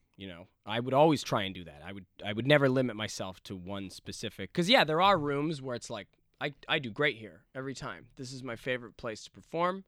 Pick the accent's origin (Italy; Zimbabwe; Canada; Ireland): Canada; Ladner, British Columbia; moved away as an adult; now in Los Angeles, United States; I grew up in Ladner, which is right. about forty five minutes outside of the city